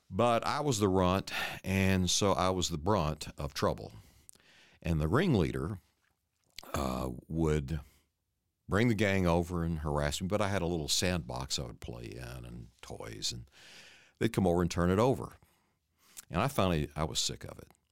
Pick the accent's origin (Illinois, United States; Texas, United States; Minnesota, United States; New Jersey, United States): Texas, United States; Paris; I'm from Paris, Texas, and my mom and dad came there after World War II, and they were trying to start a business